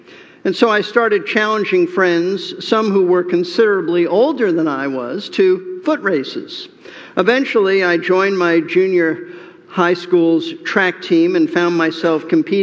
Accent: New York City, New York, United States; Growing up in New York City

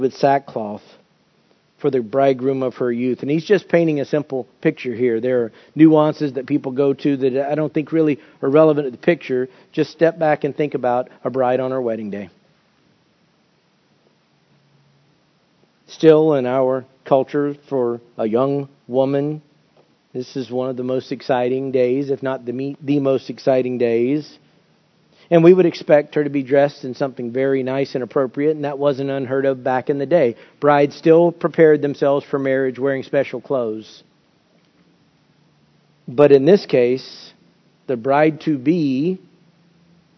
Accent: United States; as American Christians

